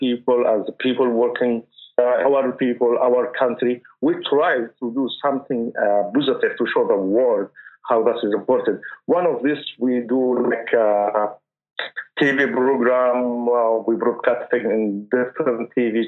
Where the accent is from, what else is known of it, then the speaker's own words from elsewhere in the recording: Taiz, Taiz Governorate, Yemen; moved away; I am from Yemen, Taiz.